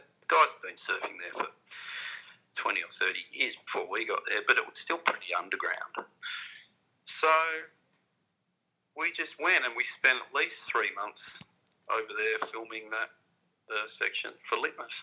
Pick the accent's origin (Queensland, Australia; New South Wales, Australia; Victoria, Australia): New South Wales, Australia; Cronulla; I come from Cronulla, and there's a lot of heavy kind of ledging reef breaks there. That was sort of the kind of waves I grew up surfing